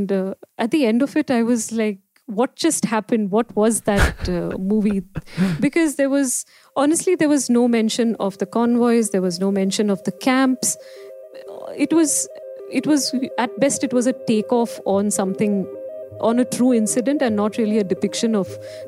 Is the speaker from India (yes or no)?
yes; India; So Bombay was the closest to my hometown.